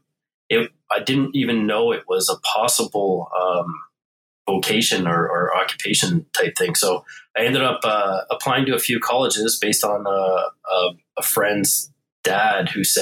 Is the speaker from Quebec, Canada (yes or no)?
yes; Montreal, Quebec, Canada; also born or lived in Ontario; now in Toronto area, Canada; I'm originally born and raised in South Shore, suburbia of Montreal. Been in Ontario, now near Toronto, for the last 25 years or so